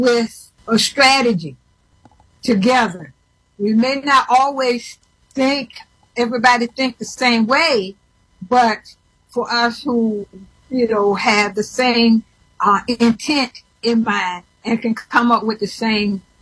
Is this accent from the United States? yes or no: yes; St. Petersburg, Florida, United States; moved away as an adult; now in Washington, D.C., United States; being from St. Petersburg, growing up in St. Petersburg